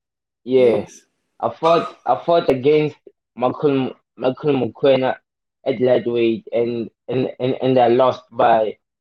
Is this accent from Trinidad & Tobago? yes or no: no; Welkom, Free State, South Africa; I was born and raised in Welkom, Free State, you know.